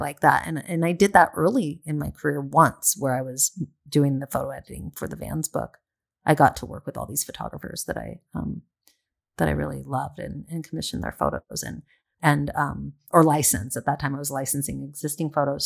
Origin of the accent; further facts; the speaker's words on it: San Diego, California, United States; moved away as an adult; also born or lived in Del Mar, California; now in Los Angeles, United States; I grew up in San Diego